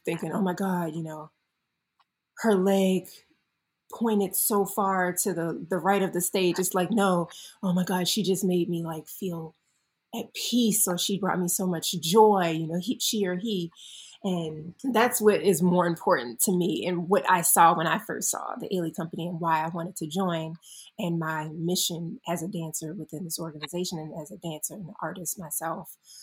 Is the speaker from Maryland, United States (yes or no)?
yes; Baltimore, Maryland, United States; moved away; I was born in the beautiful Baltimore, Maryland, and I grew up there